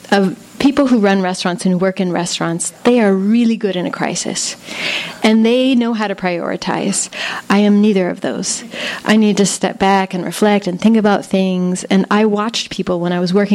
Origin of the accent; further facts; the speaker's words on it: California, United States; moved away as an adult; also born or lived in Buenos Aires, Argentina / New York; now in Berlin, Germany; growing up in California